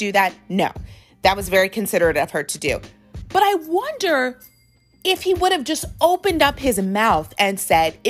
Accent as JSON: {"language": "English", "country": "United States", "tie": "born or raised there", "said": "I was raised obviously here in America"}